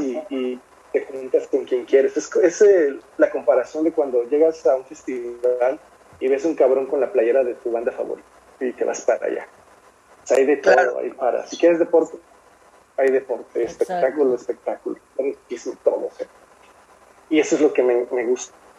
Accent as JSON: {"language": "Spanish", "country": "Mexico", "said": "como buen mexicano"}